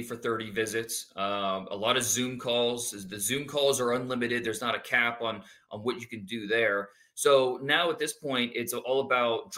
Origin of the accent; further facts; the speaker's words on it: Northeast Ohio, United States; I was 12, 13, growing up in Northeast Ohio